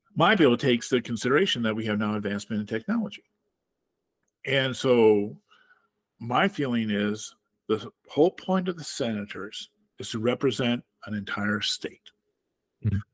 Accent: Platteville, Wisconsin, United States; I'm from Platteville, Wisconsin, which is a college town in a rural in rural in southwest Wisconsin.

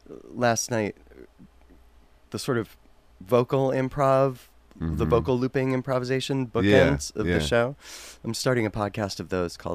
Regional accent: Cleveland, Ohio, United States; moved away

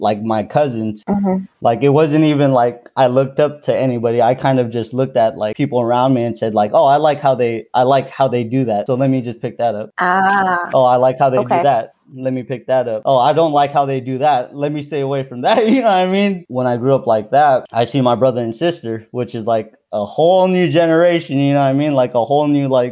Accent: Daly City, California, United States; also born or lived in Philippines; we moved back to, like, Daly City, San Francisco.

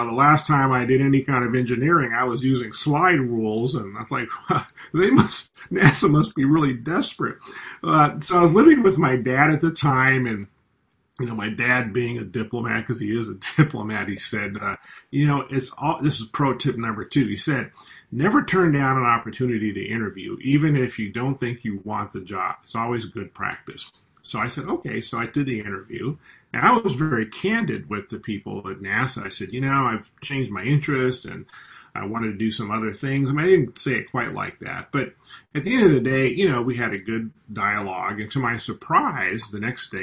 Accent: California, United States; also born or lived in Washington, D.C.; I'm an American. I grew up in California.

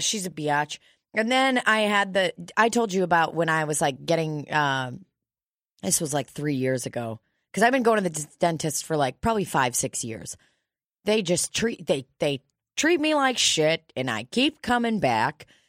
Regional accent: United States; I am an immigrant, but I've been here since I was, like, a fucking baby.

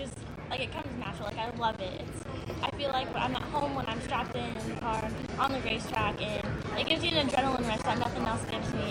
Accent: West Coast, United States; Yeah, so I'm from the West Coast, and so I primarily race in, like, Washington, Oregon, Idaho, California.

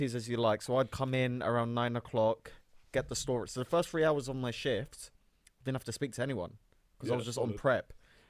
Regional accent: Cyprus; and I'm from Turkish Cypriot. He was Greek Cypriot.

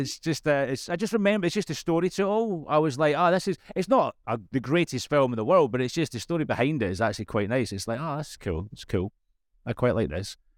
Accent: Scotland, United Kingdom; As a Scotsman, English is hard work for me

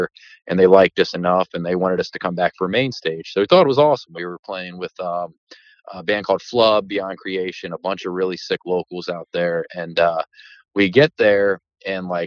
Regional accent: Maryland, United States; we're from Maryland

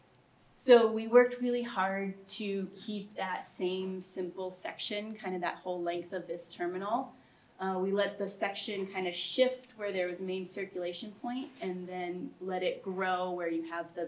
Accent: Colorado Springs, Colorado, United States; moved away as an adult; also born or lived in Kansas / Netherlands / Mexico City; now in Denver, United States; I grew up in Colorado Springs

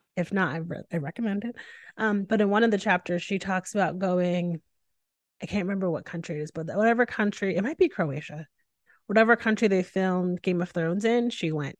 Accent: Northeast, United States; I'm from the Northeast.

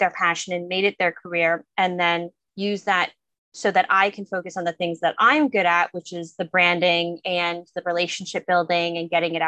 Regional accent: New England, United States; I am from New England.

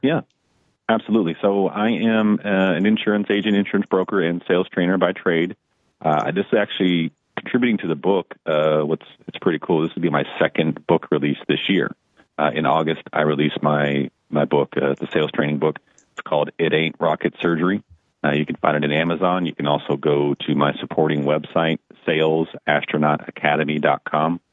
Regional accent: Dallas, Texas, United States; moved away as an adult; also born or lived in Tulsa, Oklahoma; I grew up in Dallas, Fort Worth, and I moved from Dallas to Tulsa to take a job.

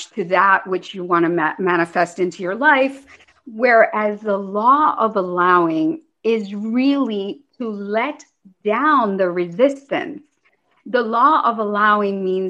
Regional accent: United States; growing up in the United States, being an immigrant, although I did come to this country very young. I mean, I've been here since I was four. I went all through school here.

